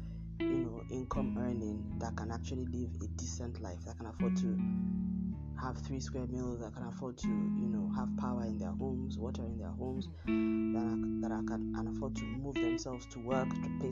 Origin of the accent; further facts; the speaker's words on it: Nigeria; my home country, Nigeria